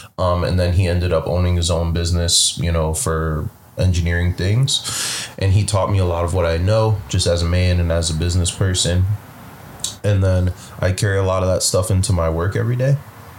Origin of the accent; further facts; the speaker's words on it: Pittsburgh, Pennsylvania, United States; moved away; also born or lived in Bethlehem, Pennsylvania; I'm from Pittsburgh. You know, I lived in Bethlehem for like over 15 years.